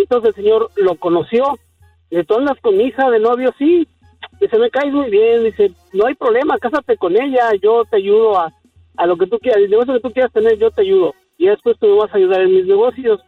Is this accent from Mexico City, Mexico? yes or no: yes; Mexico City, Mexico; moved away; yo soy del DF, igual que el chino